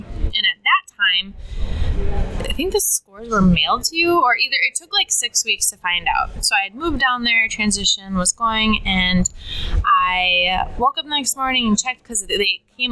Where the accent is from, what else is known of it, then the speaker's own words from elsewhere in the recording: Minnesota, United States; also born or lived in New York City; I grew up in Minnesota